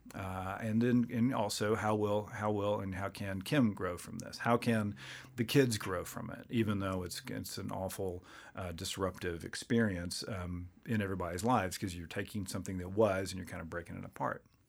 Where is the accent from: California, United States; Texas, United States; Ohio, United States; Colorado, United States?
Texas, United States; Waco; I grew up in Waco